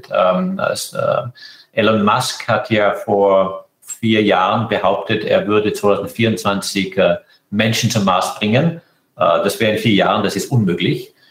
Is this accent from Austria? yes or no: yes; Austria; Österreich ist meine Heimat, mein Herz, meine Seele.